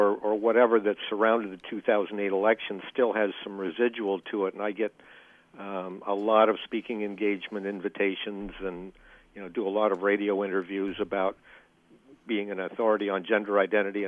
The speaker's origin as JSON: {"language": "English", "town": "Silverton", "region": "Oregon", "country": "United States", "tie": "born or raised there", "said": "I grew up in Silverton"}